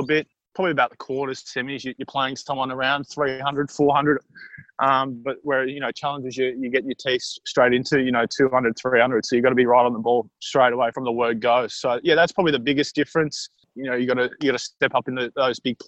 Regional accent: Williamstown, Victoria, Australia; also born or lived in Yarraville; Growing up in Williamstown, it's very much a sporting community. So, you know, that was my childhood

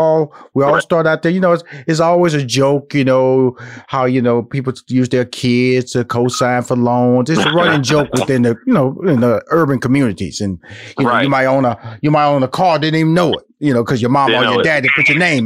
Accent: Houston, Texas, United States; now in Atlanta, United States; I'm a Texas boy, so I was born and raised in Houston. So I want to get back to Texas.

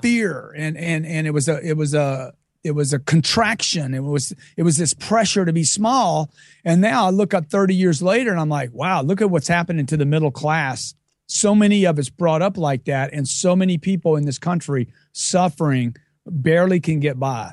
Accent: Lake Charles, Louisiana, United States; I grew up in Lake Charles, Louisiana from a, a lower middle class family

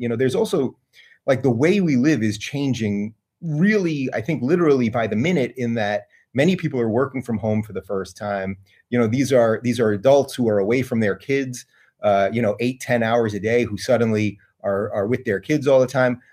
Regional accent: Syosset, New York, United States; moved away; I grew up in Saas at Long Island.

